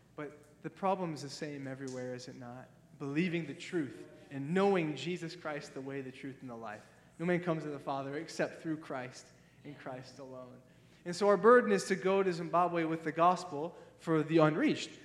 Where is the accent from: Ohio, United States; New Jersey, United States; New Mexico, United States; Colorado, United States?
Ohio, United States; moved away; I'm from Ohio.